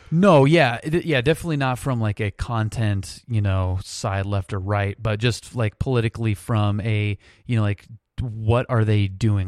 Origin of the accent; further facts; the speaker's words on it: United States; being an American